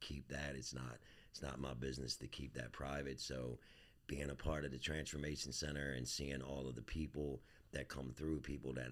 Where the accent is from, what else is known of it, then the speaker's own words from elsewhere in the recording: Baltimore, Maryland, United States; born and raised in Southwest Baltimore